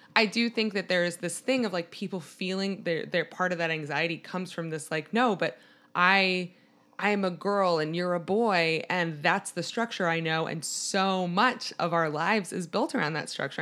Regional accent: Maryland, United States; I'm from Maryland, which is outside of D C

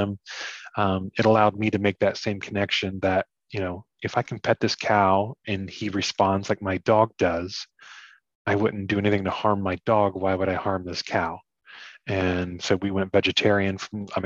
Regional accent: Ohio, United States; I grew up hunting and fishing my whole life. You know, we grew up in Ohio.

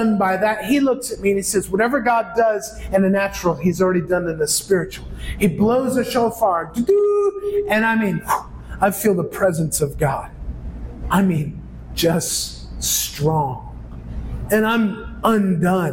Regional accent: New York, United States; moved away as an adult; now in Philippines; I'm from New York, which is 6 hours north of Messiah

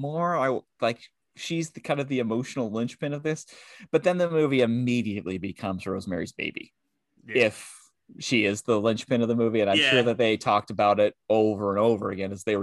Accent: Seattle, Washington, United States; I'm from Seattle.

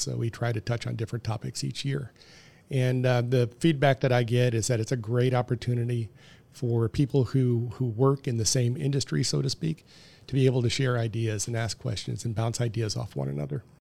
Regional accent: Detroit, Michigan, United States; I was born in sixty-three. um, in the Detroit area. They moved to the Detroit area

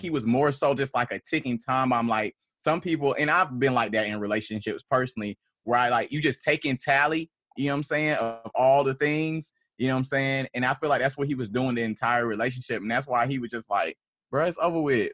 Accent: Atlanta, Georgia, United States; I am a poet from Atlanta, Georgia, from Southwest Atlanta

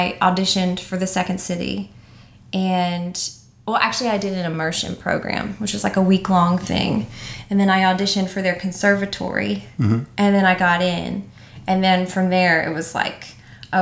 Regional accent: Mount Juliet, Tennessee, United States; also born or lived in Nashville; I grew up in Mount Juliet

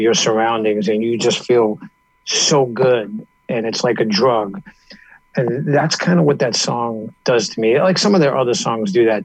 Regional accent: New York, United States; Growing up in New York, there was this radio station on Long Island, WLIR

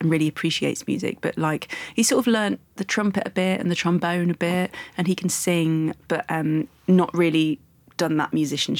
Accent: Leicester, East Midlands, United Kingdom

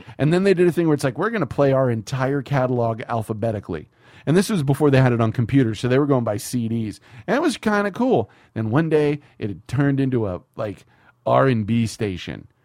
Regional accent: the South, United States; growing up in the South

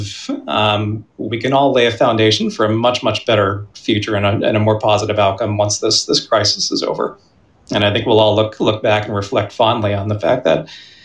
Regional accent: Pennsylvania, United States; now in Boston, United States; I grew up in Pennsylvania

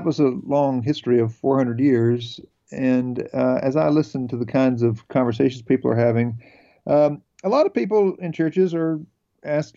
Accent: North Carolina, United States; I am from North Carolina. I grew up out in tobacco country here in North Carolina

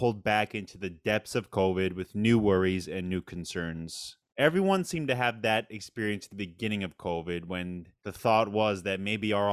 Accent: Long Island, New York, United States; now in Brooklyn, United States; I'm from Long Island, and My parents are still out on Long Island

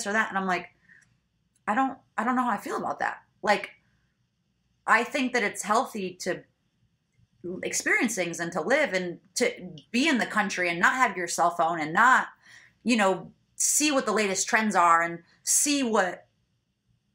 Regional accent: Midwest, United States; moved away; I'm from the Midwest

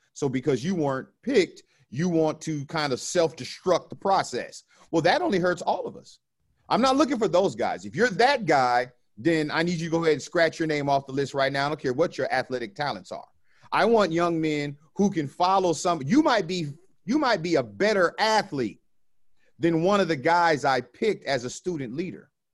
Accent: Orange County, California, United States; I grew up in the ghetto of Orange County

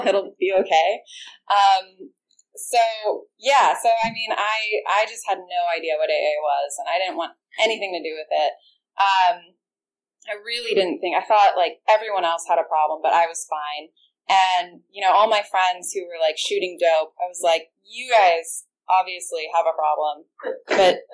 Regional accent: Orange County, California, United States; I grew up in Orange County

